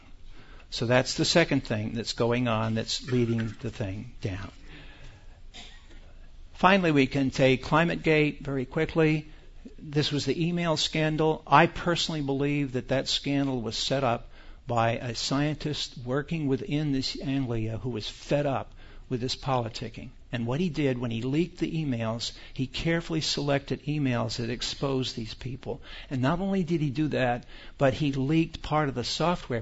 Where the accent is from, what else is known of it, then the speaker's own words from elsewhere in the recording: United States; We are American citizens